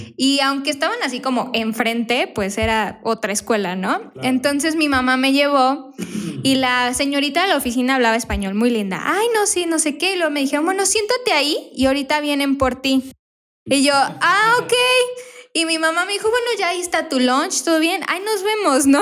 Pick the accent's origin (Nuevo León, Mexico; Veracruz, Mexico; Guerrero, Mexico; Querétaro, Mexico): Querétaro, Mexico; moved away as an adult; also born or lived in Tijuana / Canada; now in Phoenix, United States; tenía como nueve años cuando nos venimos de Tijuana a Querétaro.